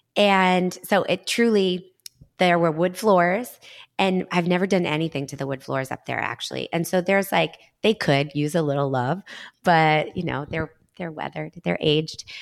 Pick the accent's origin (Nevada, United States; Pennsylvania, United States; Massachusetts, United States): Massachusetts, United States; Danvers; also born or lived in Beverly, Massachusetts / Stoneham, Massachusetts; Danvers is my hometown, so I was, like, back to the North Shore